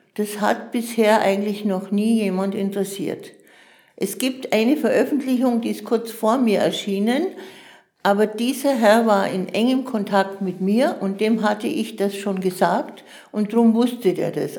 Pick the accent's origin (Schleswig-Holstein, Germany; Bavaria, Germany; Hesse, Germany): Bavaria, Germany; Munich; moved away; also born or lived in Augsburg; ich bin in München geboren